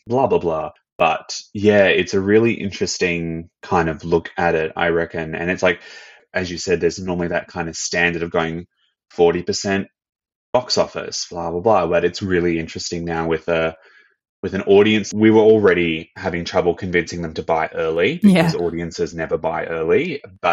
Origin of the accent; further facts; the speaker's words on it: Brisbane, Queensland, Australia; now in Melbourne, Australia; I'm from Brisbane